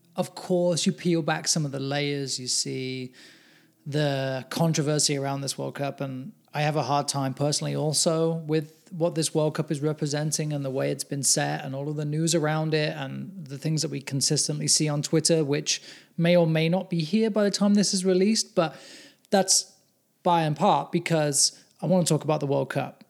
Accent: England, United Kingdom; now in United States; I'm English

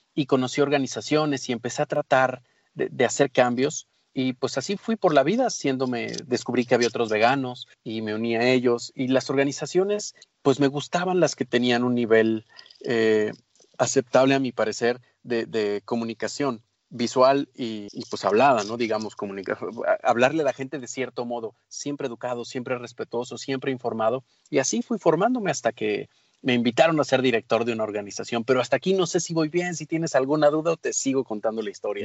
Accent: Mexico

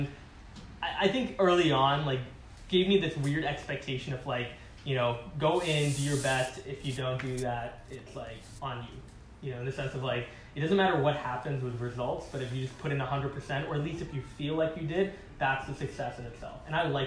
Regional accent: Singapore; moved away; also born or lived in Calgary; I grew up in Singapore, which was a great country

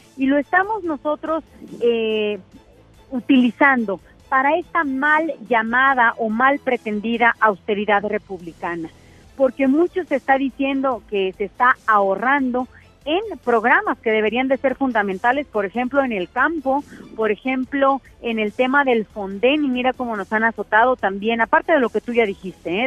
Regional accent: Tamaulipas, Mexico; yo soy de Tamaulipas de un estado fronterizo

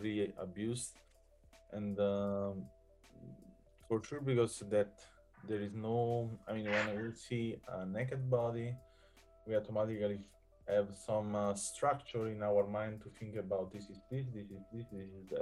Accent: Southern Italy, Italy; moved away; I'm from South Italy

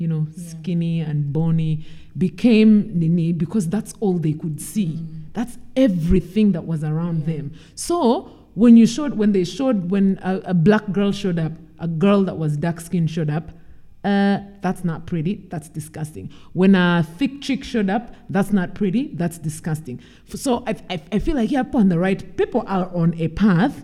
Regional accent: Uganda; I'm from Uganda.

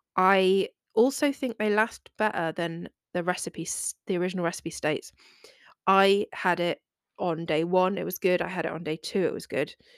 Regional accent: England, United Kingdom; I am British

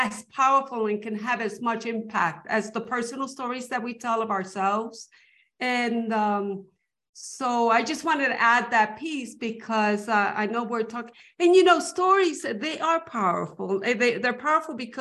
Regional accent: New York City, New York, United States; first language Spanish; English is a second language; I grew up speaking Spanish when I was growing up in New York City with my family who always spoke Spanish at home

